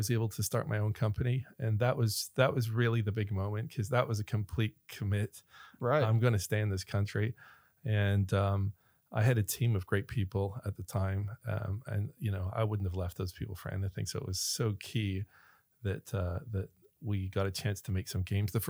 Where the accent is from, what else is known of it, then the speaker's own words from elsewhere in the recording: Ireland; accent: American; I sound American, but I'm actually Irish. I don't have the, the whole Irish accent, but I grew up there. I was born there, went to school there.